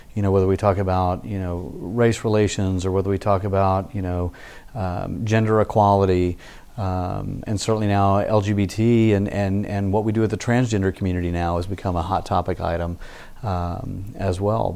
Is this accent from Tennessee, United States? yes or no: yes; Memphis, Tennessee, United States; moved away as an adult; also born or lived in Starkville, Mississippi / Dallas, Texas / College Station, Texas / Fort Worth, Texas; now in Austin, United States; I grew up in Memphis.